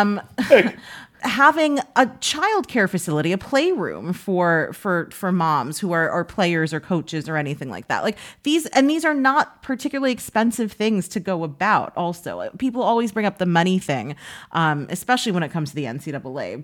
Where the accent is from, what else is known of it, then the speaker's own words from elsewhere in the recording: New York City, New York, United States; I grew up in Washington Heights.